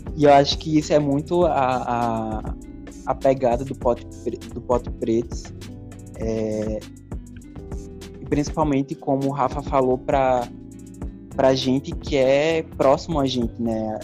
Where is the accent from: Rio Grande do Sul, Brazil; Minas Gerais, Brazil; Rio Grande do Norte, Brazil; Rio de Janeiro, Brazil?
Rio Grande do Norte, Brazil; Natal; eu sou daqui de Natal mesmo